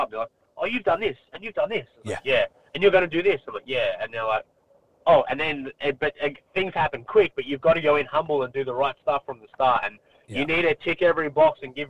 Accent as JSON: {"language": "English", "town": "Melbourne", "region": "Victoria", "country": "Australia", "moved": "yes", "said": "I'm from Melbourne. I'm from the west suburbs of Melbourne."}